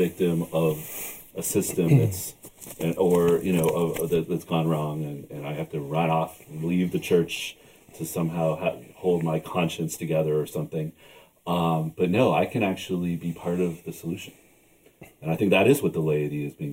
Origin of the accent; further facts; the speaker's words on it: Canada; I'm Canadian